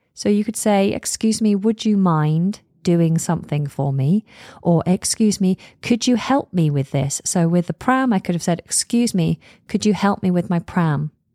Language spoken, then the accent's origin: English; United Kingdom; I'm British